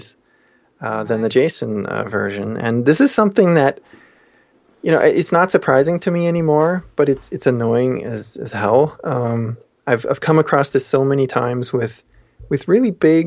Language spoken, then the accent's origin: English; Austria; moved away; Austria, my hometown country